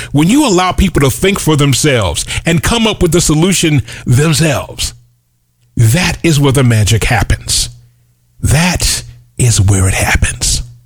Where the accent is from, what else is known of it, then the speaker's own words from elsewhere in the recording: United States; I'm an American that happens to be black